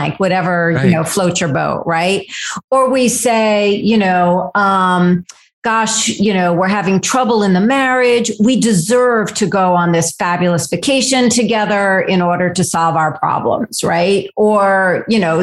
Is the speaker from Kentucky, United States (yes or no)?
no; Fairfield County, Connecticut, United States; I grew up in Fairfield County, Connecticut, which is a suburb of New York, very wealthy